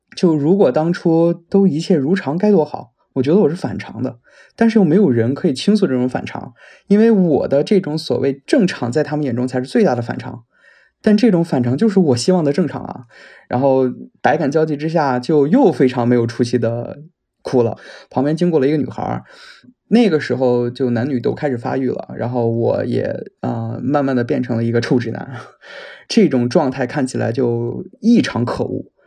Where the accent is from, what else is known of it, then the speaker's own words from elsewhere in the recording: northern China, China; moved away as an adult; 我来自一个北方城市，今年二十八了，然后在国外留学了很多年